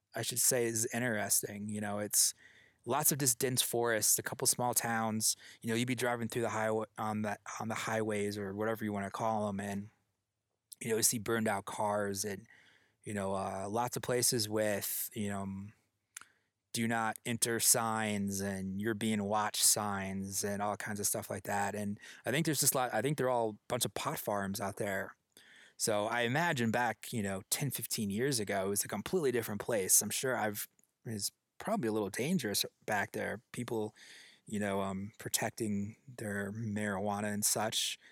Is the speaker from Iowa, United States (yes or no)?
yes; Iowa, United States; growing up in Iowa